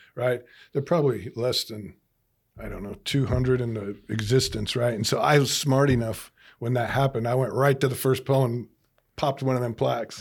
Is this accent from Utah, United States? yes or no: yes; Delta, Utah, United States; grew up in Delta, uh, you know, small town in Utah